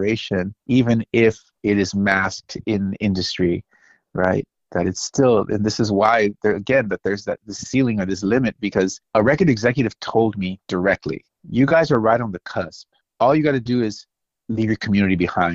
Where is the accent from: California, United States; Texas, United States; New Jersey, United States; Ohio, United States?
California, United States; Salinas; also born or lived in Los Angeles; I was born in Salinas.